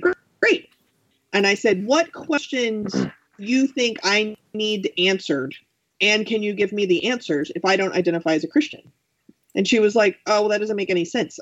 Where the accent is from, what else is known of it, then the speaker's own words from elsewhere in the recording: Texas, United States; moved away as an adult; also born or lived in Arizona; I am from Texas